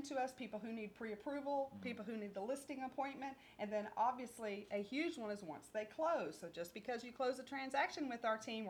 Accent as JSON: {"language": "English", "town": "Splendora", "region": "Texas", "country": "United States", "also_born_or_lived": "Huffman, Texas", "said": "I'm from Splendora"}